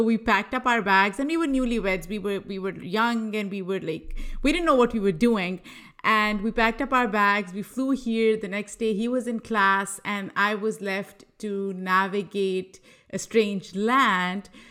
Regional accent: Lahore, Punjab, Pakistan; moved away as an adult; also born or lived in New York; now in United States; I am originally from Lahore, Pakistan

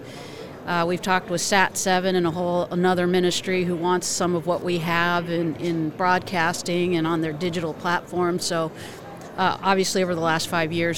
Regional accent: Arizona, United States; moved away as an adult; also born or lived in Connecticut; I grew up in Arizona

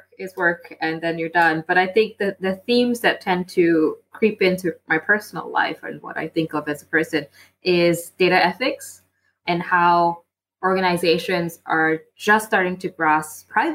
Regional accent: Malaysia; also born or lived in Singapore; now in London, United Kingdom; I live in London. I'm from Malaysia.

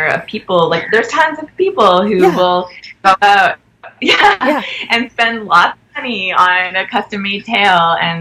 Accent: Canada; we're Canadian filmmakers

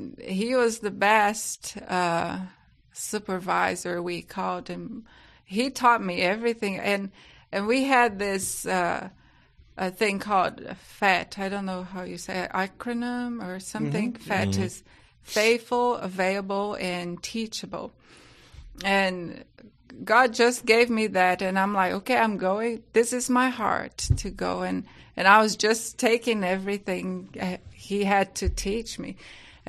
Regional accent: Brazil; accent: Brazilian; English is a second language; moved away as an adult; also born or lived in England; You can just take that my accent is British, but it's not. It's a Brazilian

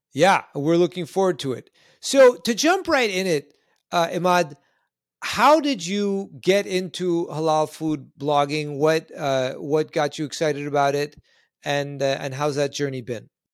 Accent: Canada; moved away; I'm originally Canadian myself, uh, born further north

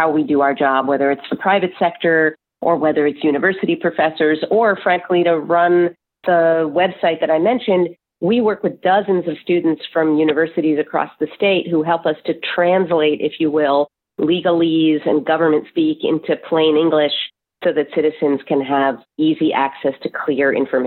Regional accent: New Jersey, United States; New Jersey, which is my home state.

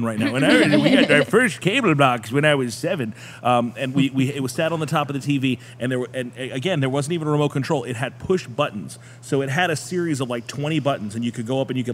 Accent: Tennessee, United States; I was born there. I was born in Tennessee

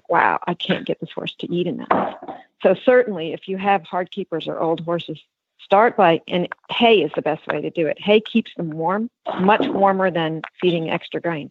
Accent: New York, United States; moved away; I grew up in New York

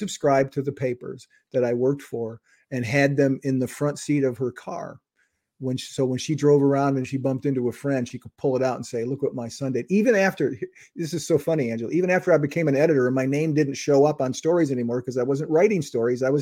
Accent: Wisconsin, United States; my hometown in Wisconsin

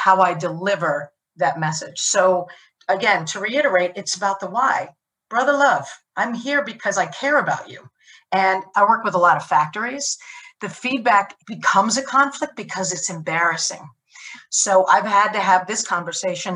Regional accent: United States; as an American

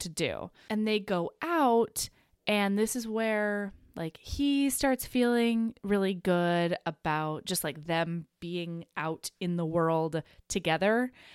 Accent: Southern Oregon, United States; I grew up in Southern Oregon

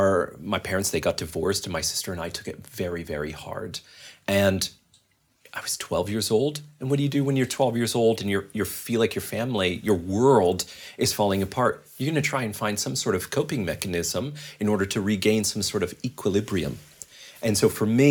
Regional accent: Calgary, Alberta, Canada; moved away as an adult; also born or lived in Vancouver / Toronto; I'm from Calgary, actually. My wife and I were both born and raised there

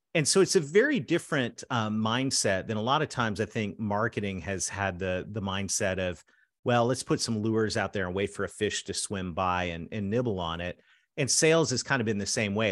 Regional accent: Canada; I'm a Canadian that married a Southern girl

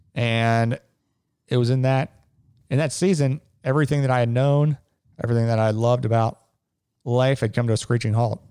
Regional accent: Cincinnati, Ohio, United States; I grew up in Cincinnati. I've lived here my whole life.

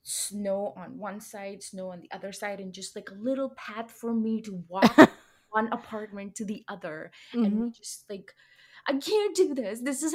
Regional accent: Ludhiana, Punjab, India; first language Hindi; English is a second language; moved away as an adult; now in South San Francisco, United States; And I come from a city, an industrial town in Punjab called Ludhiana. Okay. And yeah, that's where I was born and raised. And now I'm here.

